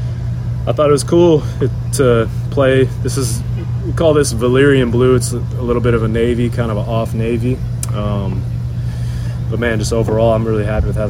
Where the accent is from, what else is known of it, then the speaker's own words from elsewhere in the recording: Irving, Texas, United States; Irving, my hometown, 972 area code